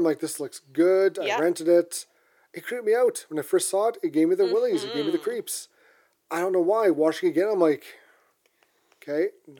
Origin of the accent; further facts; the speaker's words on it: Canada; Being Canadian myself, I'm biased.